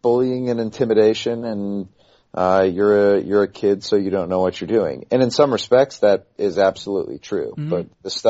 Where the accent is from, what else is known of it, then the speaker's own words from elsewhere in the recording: Shawnee Mission, Kansas, United States; We are from Kansas, so...